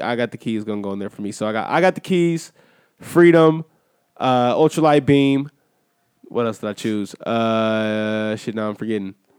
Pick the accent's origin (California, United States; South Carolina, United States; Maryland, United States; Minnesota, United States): California, United States; Inglewood; also born or lived in Washington, D.C. (family origin); That's my hometown